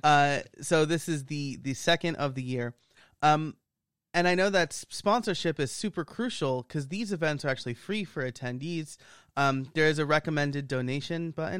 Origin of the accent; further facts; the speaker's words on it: New York, United States; I'm from New York